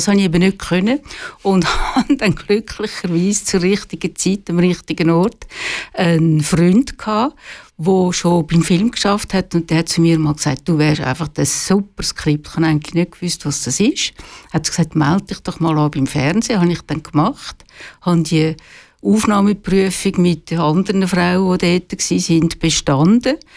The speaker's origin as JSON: {"language": "German", "town": "Küsnacht", "region": "Zurich", "country": "Switzerland", "tie": "born or raised there", "also_born_or_lived": "Biel", "said": "bin in Zürich aufgewachsen"}